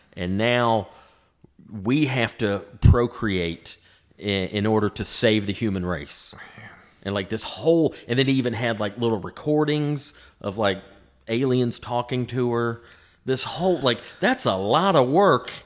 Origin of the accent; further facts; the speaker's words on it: the South, United States; growing up in the South with all the Civil War history around here